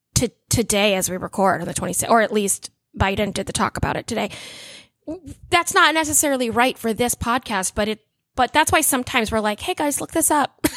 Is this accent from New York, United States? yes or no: no; Orlando, Florida, United States; my hometown